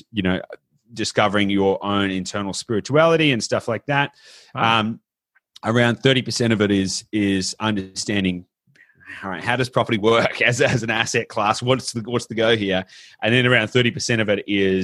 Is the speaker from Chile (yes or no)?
no; Australia; I'm obviously Australian